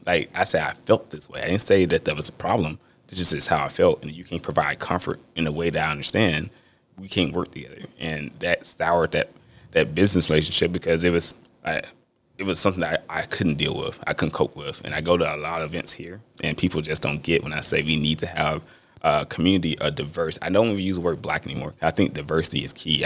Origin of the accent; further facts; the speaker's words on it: Mississippi, United States; I'm from Mississippi